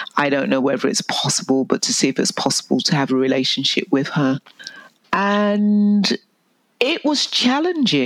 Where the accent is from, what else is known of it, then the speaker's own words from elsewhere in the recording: England, United Kingdom; moved away as an adult; now in Canada; I was born in England and I went into foster care